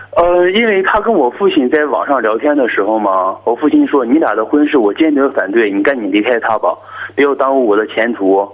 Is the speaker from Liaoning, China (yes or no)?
yes; Dalian, Liaoning, China; 我是大连的